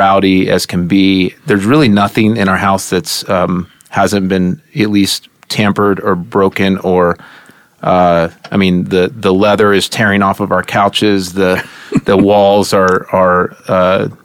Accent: Edmond, Oklahoma, United States; moved away as an adult; now in Colorado, United States; grew up in Oklahoma

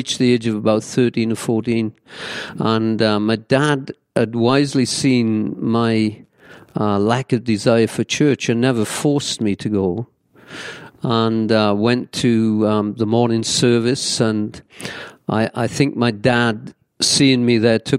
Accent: Pencoed, Wales, United Kingdom; moved away as an adult; also born or lived in England; now in Peoria, United States; I was born in South Wales, a little village known as Pencoed, in 1950

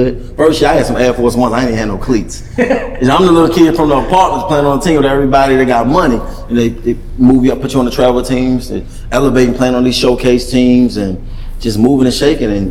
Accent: Maryland, United States; I was number one DB in the state of Maryland in football that year

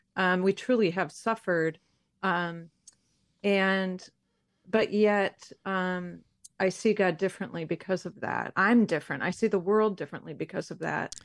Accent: Detroit, Michigan, United States; I grew up in Detroit, Michigan

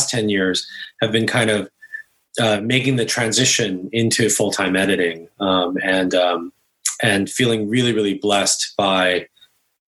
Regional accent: Bay Area, California, United States; also born or lived in Korea / East Coast; I was born in Korea, and I moved to the States when I was 5 and grew up in the Bay Area.

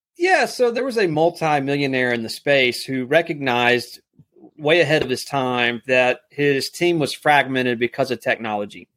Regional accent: South Alabama, United States; also born or lived in Texas; I live here in South Alabama. Was born and raised in Texas, but moved here when I was six years old. So, this is home

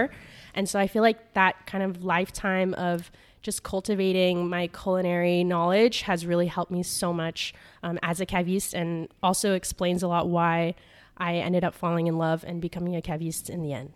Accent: California, United States; moved away as an adult; also born or lived in New York; now in Paris, France; I grew up in California

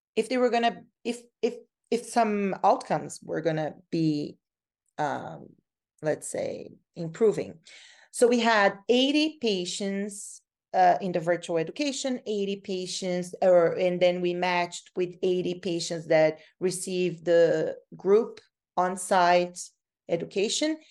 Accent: Brazil; moved away as an adult; now in Canada; I'm from Brazil. So, uh, when I came from Brazil to Canada to study

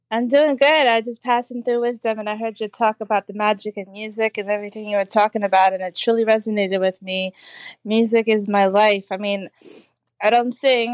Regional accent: Trinidad & Tobago; I'm from Trinidad

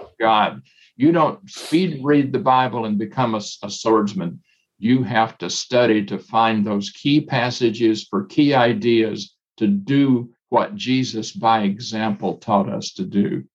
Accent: Northeast Mississippi, United States; I was in my home where I was born and raised in Northeast Mississippi.

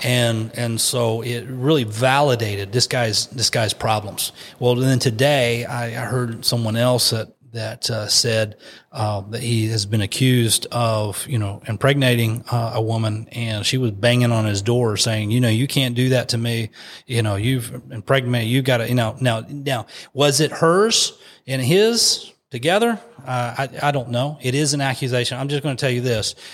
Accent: West Virginia, United States; I put in West Virginia because that's, that's my home state. And I put in our county

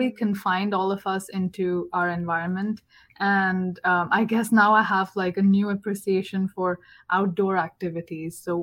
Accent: South India, India; moved away as an adult; now in Atlanta, United States; I'm from India, it's always hot where I'm from, in the south

